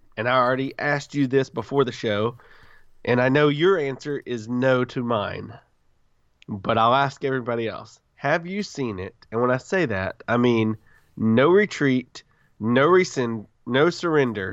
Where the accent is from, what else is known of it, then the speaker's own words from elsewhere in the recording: the South, United States; I'm from the South